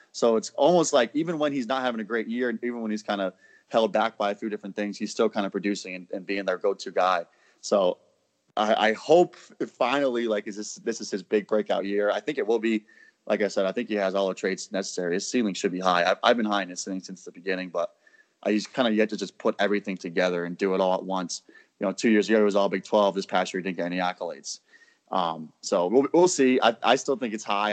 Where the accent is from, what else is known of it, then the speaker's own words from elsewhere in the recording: Rhode Island, United States; my home state at the University of Rhode Island